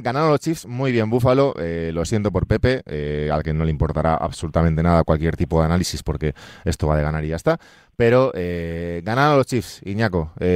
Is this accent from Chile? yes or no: no; Galicia, Spain; es mi tierra, Galicia